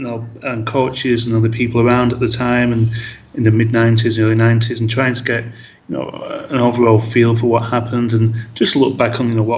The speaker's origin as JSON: {"language": "English", "town": "Blackburn", "region": "North West England", "country": "United Kingdom", "tie": "born or raised there", "moved": "yes", "said": "As you mentioned, I'm from Blackburn. Born there a long time ago, but no longer live in the town or the UK. I live overseas at the moment."}